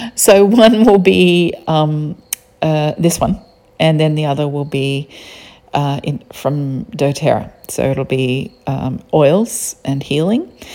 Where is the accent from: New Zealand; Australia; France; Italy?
Australia; accent: Australian; I don't hear an accent. I'm Australian, I just hear flat tones.